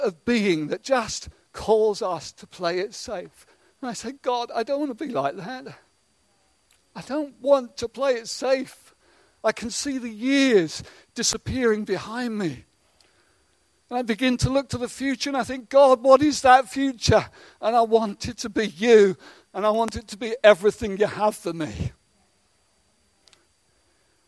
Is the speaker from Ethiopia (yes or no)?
no; England, United Kingdom; we're so English at times